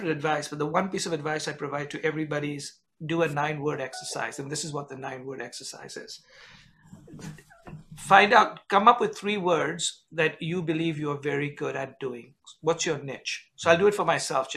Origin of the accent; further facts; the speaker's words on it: India; moved away as an adult; now in United States; I grew up in India, work in the United States for a French company.